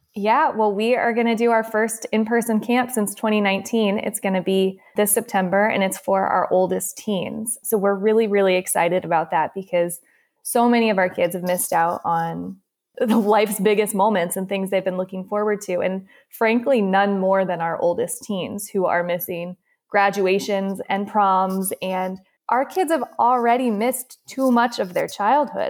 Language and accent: English; San Diego, California, United States; moved away as an adult; now in Boston, United States; I'm from San Diego originally